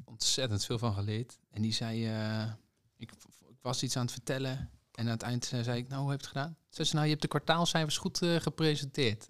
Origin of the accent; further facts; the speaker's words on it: Zwolle, Overijssel, Netherlands; Ik kom uit Zwolle